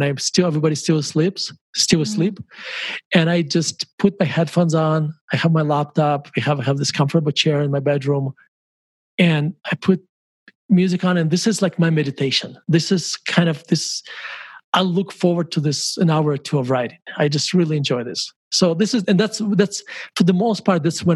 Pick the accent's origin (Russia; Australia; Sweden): Russia; Murmansk, Murmansk Oblast; moved away; when I grew up in Murmansk